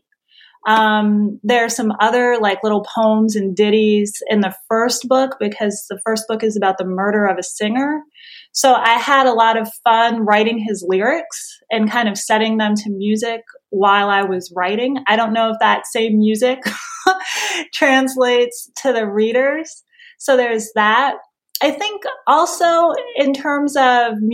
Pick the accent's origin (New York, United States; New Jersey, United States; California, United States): New Jersey, United States; I'm from New Jersey.